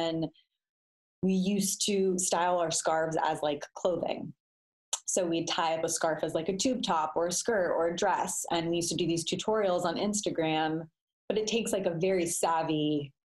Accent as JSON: {"language": "English", "town": "Denver", "region": "Colorado", "country": "United States", "tie": "born or raised there", "moved": "yes", "lives_now": "Los Angeles, United States", "said": "I'm from Denver"}